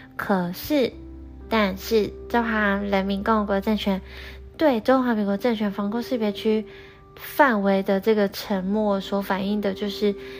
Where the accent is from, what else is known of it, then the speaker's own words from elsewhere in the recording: Taiwan; 我们台湾人真正该思考的是我们要如何做出正确的主张